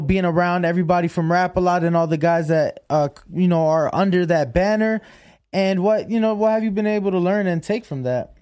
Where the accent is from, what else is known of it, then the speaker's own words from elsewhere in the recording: Chicago, Illinois, United States; now in Las Vegas, United States; I'm from Chicago